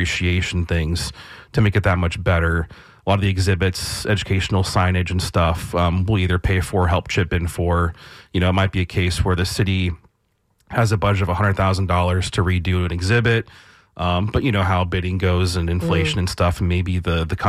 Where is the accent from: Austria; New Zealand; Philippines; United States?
United States; St. Petersburg, Florida; I grew up around Boyd Hill